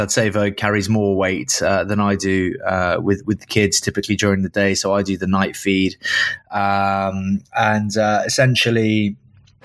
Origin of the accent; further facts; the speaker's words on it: Caunton, East Midlands, United Kingdom; also born or lived in Grantham; My first childhood memories of home were in a very small town that no one will have heard of, called Caunton. I was born in Grantham